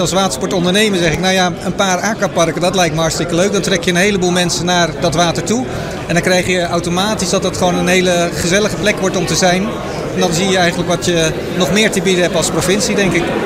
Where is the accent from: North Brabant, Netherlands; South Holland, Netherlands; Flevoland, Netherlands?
Flevoland, Netherlands; Dronten; now in Almere, Netherlands; Ik woon in Almere, geboren in Dronten